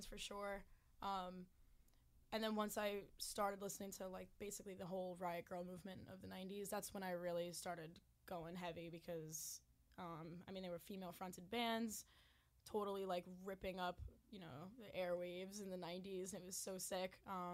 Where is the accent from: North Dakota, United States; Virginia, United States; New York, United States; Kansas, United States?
New York, United States; growing up in New York